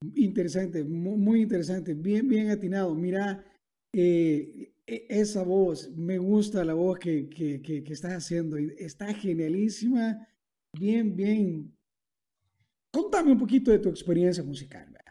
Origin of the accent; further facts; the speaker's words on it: El Salvador; en mi país, por ejemplo, en El Salvador